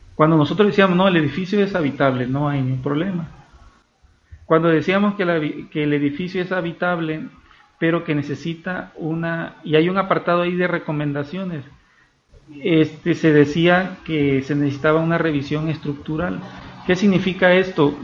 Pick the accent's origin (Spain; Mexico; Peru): Mexico; nosotros los mexicanos